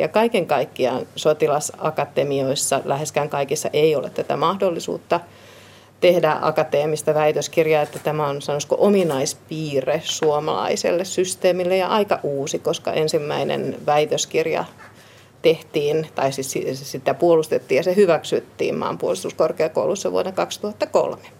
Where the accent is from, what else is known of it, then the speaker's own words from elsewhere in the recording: Vantaa, Uusimaa, Finland; also born or lived in Helsinki; Perheeni, siis veljeni, vanhempani ja minä muutimme Helsingin maalaiskuntaan silloin, kun olin aika pieni